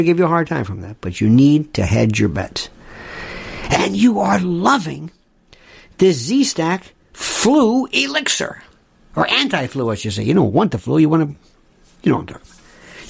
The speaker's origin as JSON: {"language": "English", "region": "Florida", "country": "United States", "said": "I'm from Florida"}